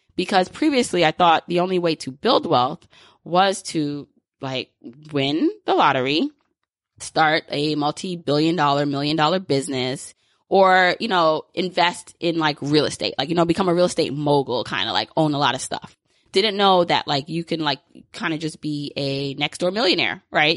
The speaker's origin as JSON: {"language": "English", "region": "New York", "country": "United States", "tie": "born or raised there", "said": "I grew up in New York"}